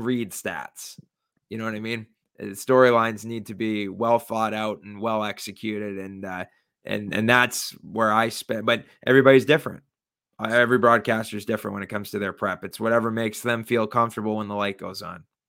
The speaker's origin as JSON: {"language": "English", "region": "Michigan", "country": "United States", "said": "I'm from Michigan"}